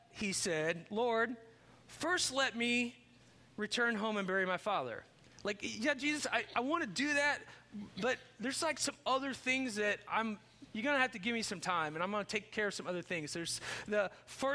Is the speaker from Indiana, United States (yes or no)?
yes; Chandler, Indiana, United States; when I grew up in Chandler, Indiana